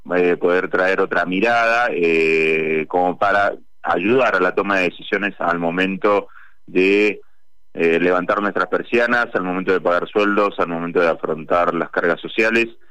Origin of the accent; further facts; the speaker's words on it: Argentina; nosotros como argentinos